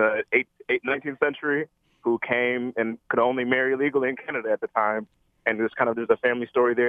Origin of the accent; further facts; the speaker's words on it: Detroit, Michigan, United States; growing up around Southeast Michigan, Detroit, and outside